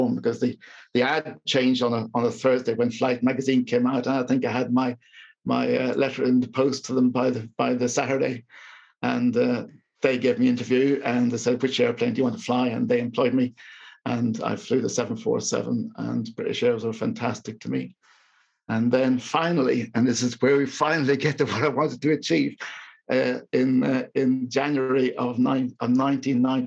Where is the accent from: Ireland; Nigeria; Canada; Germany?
Ireland; moved away; being Irish serving for the Queen